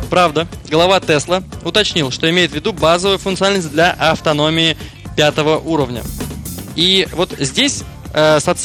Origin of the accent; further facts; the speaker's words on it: Saint Petersburg, Russia; Мы из Петербурга, мы из Петербурга.